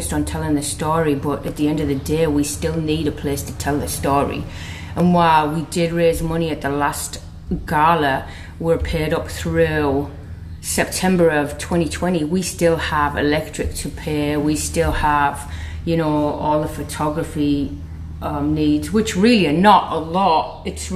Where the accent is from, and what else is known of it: England, United Kingdom; moved away